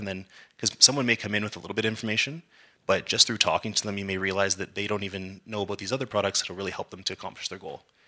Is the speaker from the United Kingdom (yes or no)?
no; Calgary, Alberta, Canada; growing up in Calgary